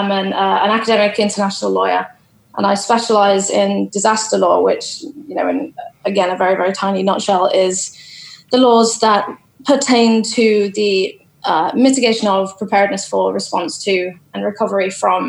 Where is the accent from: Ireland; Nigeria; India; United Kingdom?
United Kingdom; Boston, East Midlands; moved away as an adult; also born or lived in London; I'm actually from Boston in Lincolnshire